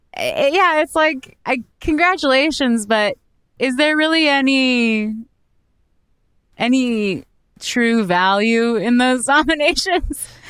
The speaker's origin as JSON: {"language": "English", "country": "Canada", "moved": "yes", "lives_now": "United States", "said": "as a Canadian"}